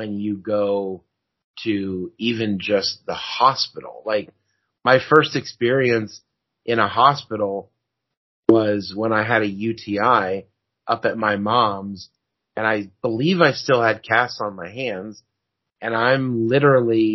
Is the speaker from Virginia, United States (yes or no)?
no; California, United States; I'm also from California